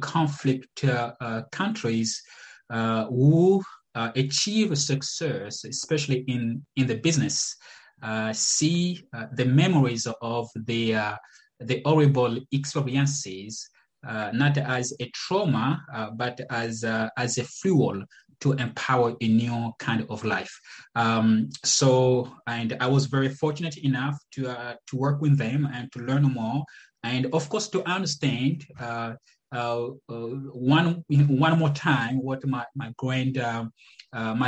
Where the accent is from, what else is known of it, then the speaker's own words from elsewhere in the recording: Republic of the Congo; moved away; also born or lived in Massachusetts; I was born in the Republic of the Congo, Congo Brazzaville.